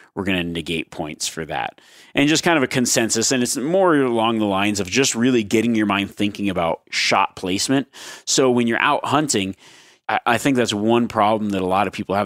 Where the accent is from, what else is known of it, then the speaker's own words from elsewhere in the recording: Nevada, United States; my home state of Nevada.